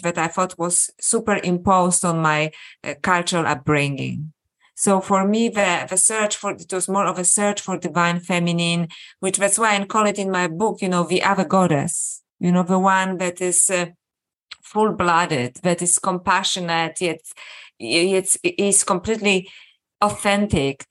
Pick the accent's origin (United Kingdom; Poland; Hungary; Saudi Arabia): Poland; I was born in Poland and brought up as a Catholic